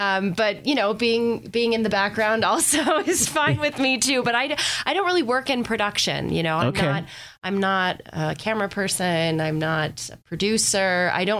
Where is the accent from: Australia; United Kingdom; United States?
United States; Erie, Pennsylvania; I grew up here in Erie. Lived here until, like, I think my early 20s. And then I moved away for about 5 years. And then I came back.